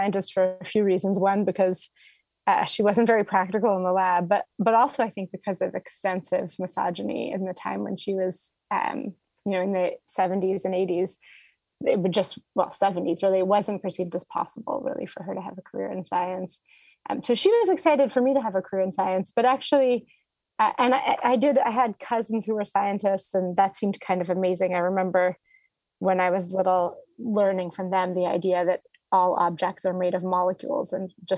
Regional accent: Toronto, Ontario, Canada; moved away; I grew up in Toronto, Ontario, Canada.

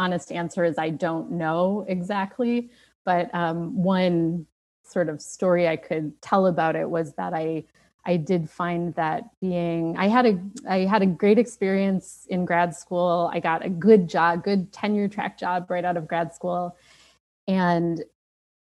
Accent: Minnesota, United States; moved away; although I don't live there now, I'm from Minnesota

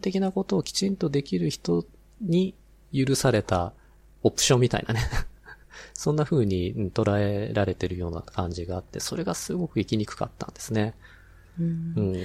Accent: Hachioji, Tokyo, Japan; 実は私も出身が八王子なんですね

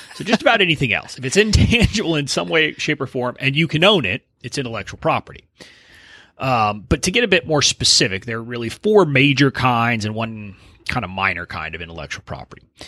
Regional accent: Deep South Texas, United States; I'm originally from Deep South, Texas, about five miles from the Mexican border, where I was born and raised

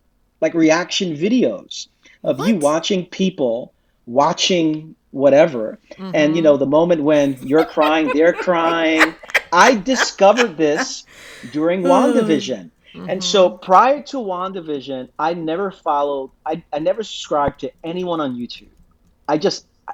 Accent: New York City, New York, United States; also born or lived in Queens; I'm 42. I spent my first 34 years in Brooklyn, the last 8 years in Queens. So I'm Brooklyn through and through

